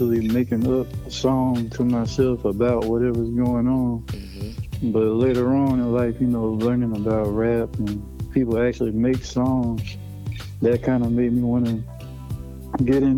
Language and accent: English; Columbia, South Carolina, United States; I'm from Columbia, South Carolina.